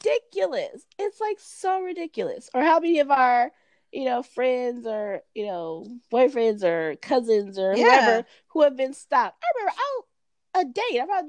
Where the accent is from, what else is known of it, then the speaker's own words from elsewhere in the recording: Los Angeles, California, United States; Growing up in Los Angeles in the 80s and 90s